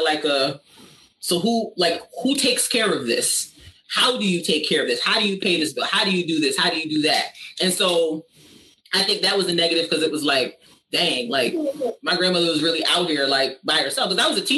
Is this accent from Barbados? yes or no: yes; Barbados; I'm an islander. I'm from Barbados. That's where my family's from.